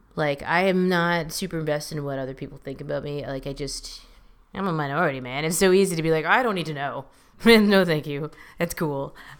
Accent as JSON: {"language": "English", "region": "Southern California", "country": "United States", "also_born_or_lived": "San Francisco Bay Area", "lives_now": "Los Angeles, United States", "said": "I'm from Southern California. This just feels like, this feels like home."}